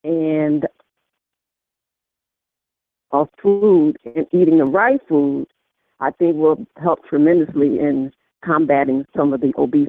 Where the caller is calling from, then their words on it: Rochester, New York, United States; Rochester, New York.